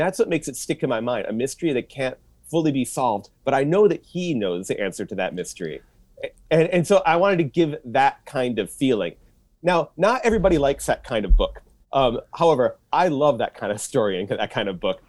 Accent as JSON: {"language": "English", "town": "Troy", "region": "Michigan", "country": "United States", "tie": "born or raised there", "also_born_or_lived": "Washington, D.C. / Japan / Indiana", "moved": "as an adult", "lives_now": "Chicago, United States", "said": "I grew up in Troy"}